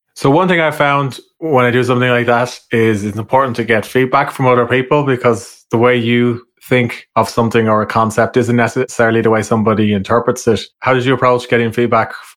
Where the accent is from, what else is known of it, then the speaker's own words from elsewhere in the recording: Ireland; accent: Irish; my Irish accent